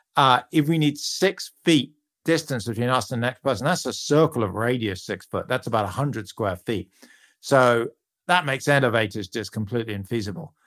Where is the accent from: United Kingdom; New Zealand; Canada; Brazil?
United Kingdom; You can hear from my accent, I'm a Brit